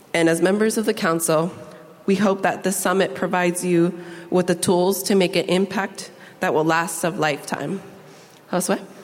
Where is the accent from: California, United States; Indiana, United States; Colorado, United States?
California, United States; San Diego; Growing up as a Latina in Southeast San Diego